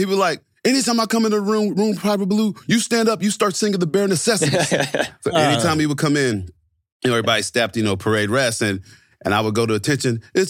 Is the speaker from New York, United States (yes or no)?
no; Fort Knox, Kentucky, United States; born there; And so I grew up in the military. I was born in Fort Knox.